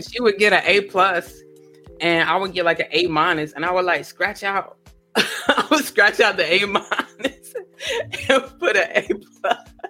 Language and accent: English; Rocky Mount, North Carolina, United States; moved away; Yeah, I'm from Rocky Mount. So it's like no bigger than like 54,000 people with one mall.